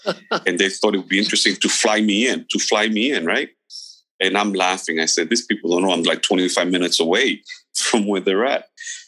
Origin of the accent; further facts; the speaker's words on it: New York, United States; moved away as an adult; also born or lived in Guatemala; I grew up in New York